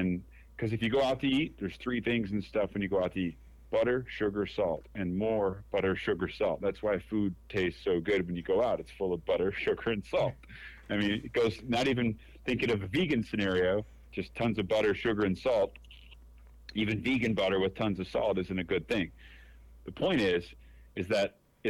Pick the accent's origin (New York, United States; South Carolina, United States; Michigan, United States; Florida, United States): Michigan, United States; Detroit; now in Dallas, United States; I'm from Detroit, right? I live in Dallas